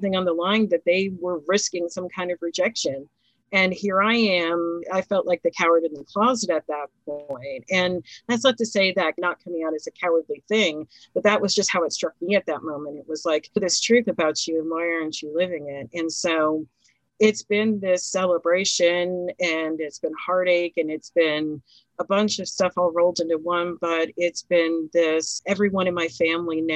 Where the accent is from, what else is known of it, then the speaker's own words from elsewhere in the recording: Philadelphia, Pennsylvania, United States; we're all from Philly